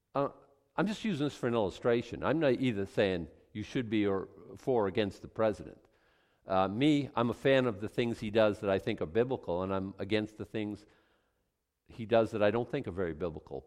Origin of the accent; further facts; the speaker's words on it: Maine, United States; we're from Maine, and we're, like, totally cool people